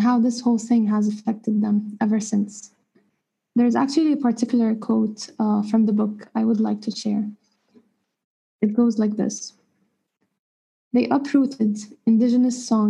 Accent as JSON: {"language": "English", "country": "Palestine", "moved": "yes", "lives_now": "Cairo, Egypt", "said": "I'm a Palestinian based in Cairo"}